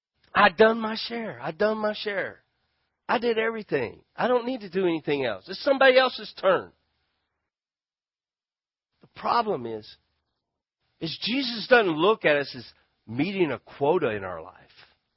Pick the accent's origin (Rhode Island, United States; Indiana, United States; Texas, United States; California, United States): Texas, United States; Grand Prairie; I'm a Texan. I'm from Grand Prairie, and there's something about justice I want.